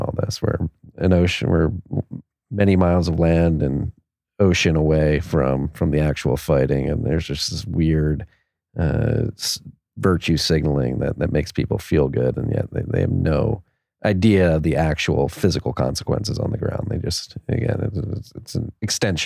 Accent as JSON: {"language": "English", "country": "United States", "said": "as an American"}